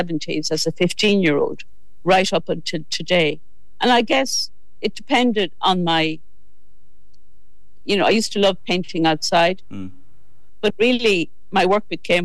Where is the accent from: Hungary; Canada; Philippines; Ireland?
Ireland; Midlands; also born or lived in West Mayo; now in Wicklow, Ireland; all belonging to me are from West Mayo, but I grew up in the Midlands and I've lived in Wicklow for over half my life